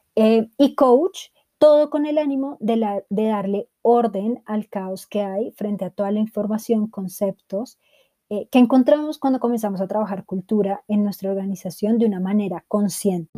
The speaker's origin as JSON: {"language": "Spanish", "region": "Bogotá", "country": "Colombia", "said": "bogotana, edición de los 90"}